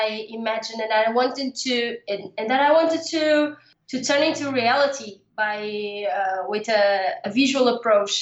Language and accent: English; Portugal; also born or lived in Lisbon suburbs; I live in the suburbs of Lisbon. Lisbon is the capital of my country. I live in Portugal, Europe.